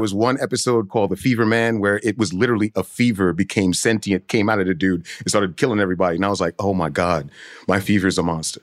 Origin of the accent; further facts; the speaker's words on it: New York City, New York, United States; I grew up in Brooklyn, but I grew up in a Haitian household